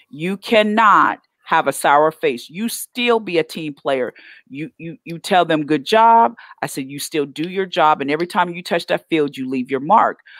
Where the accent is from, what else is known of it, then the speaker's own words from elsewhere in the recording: Oklahoma, United States; I'm okay, so I'm from Oklahoma, but these Texas football players is about it